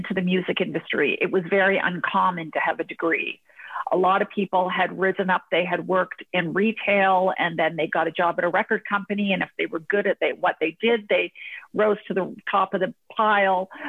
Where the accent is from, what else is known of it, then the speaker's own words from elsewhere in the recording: Hamilton, Ontario, Canada; moved away as an adult; also born or lived in Toronto / United Kingdom / London; now in United States; I'm actually from Hamilton. I was born in Hamilton.